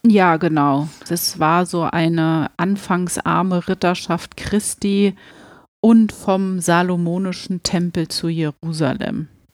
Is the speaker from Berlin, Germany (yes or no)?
yes; Berlin, Germany; wir kommen ja hier aus Berlin